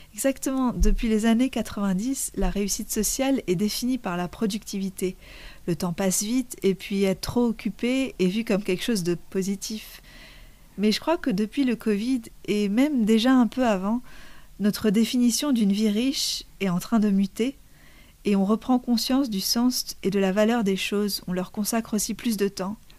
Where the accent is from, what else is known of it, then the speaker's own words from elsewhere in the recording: Lebanon; moved away; j'ai grandi au Liban